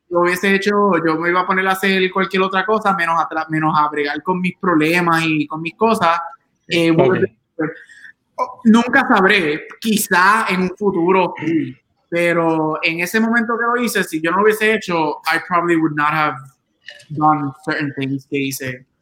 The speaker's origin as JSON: {"language": "Spanish", "town": "Aguadilla", "country": "Puerto Rico", "said": "somos de Aguadilla, somos del oeste"}